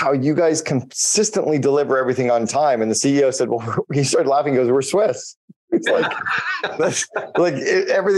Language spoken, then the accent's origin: English; Canada; I'm Canadian